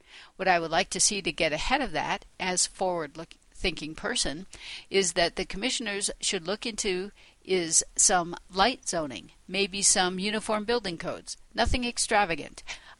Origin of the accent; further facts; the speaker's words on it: Lamar, Colorado, United States; I was born and raised in Lamar, Colorado, to a multi-generational family there.